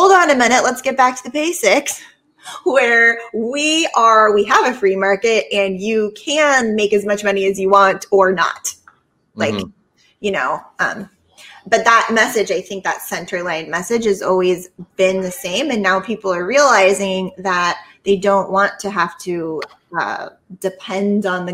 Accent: Palos Verdes, California, United States; I'm from Palos Verdes. It's a pretty like expensive part of LA County

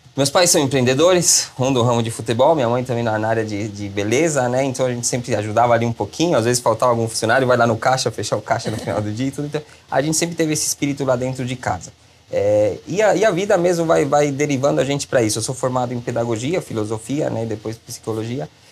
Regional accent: Chile; moved away as an adult; now in Brazil; Cresci no Chile, me formei no Chile

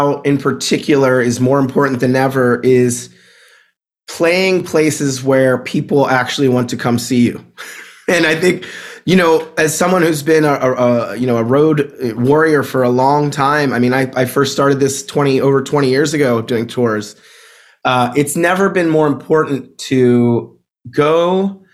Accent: Pittsburgh, Pennsylvania, United States; also born or lived in Brooklyn, New York; now in Bay Area, United States; I grew up in Pittsburgh, Pennsylvania. I lived in Brooklyn, New York for over a decade.

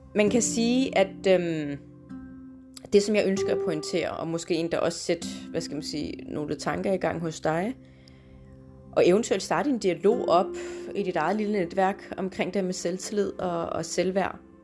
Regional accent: Denmark; also born or lived in Morocco (ancestry); Jeg er jo født og opvokset i Danmark, men har, hvad skal man sige, nordafrikanske rødder

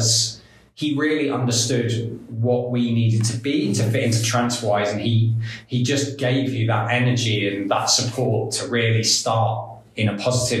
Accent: England, United Kingdom; first language English; moved away as an adult; now in Estonia; as an English person

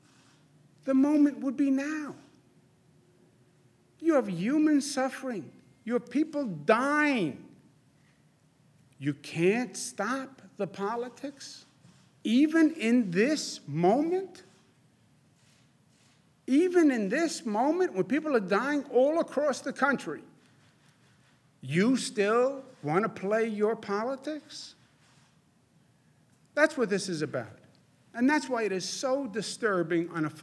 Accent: United States; we are Americans

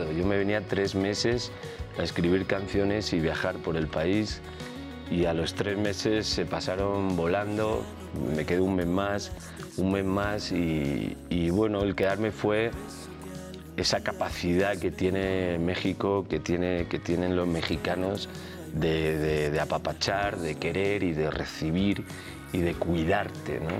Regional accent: Elche, Valencian Community, Spain; moved away; also born or lived in Murcia; Yo soy, nací en Murcia, me crié en Elche, Alicante.

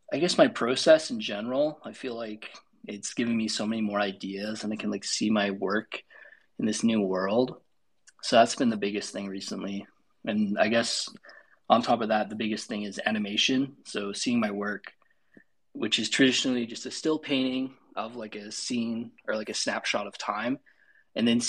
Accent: Calgary, Alberta, Canada; I'm from Calgary, Alberta, Canada, and we're known for cows

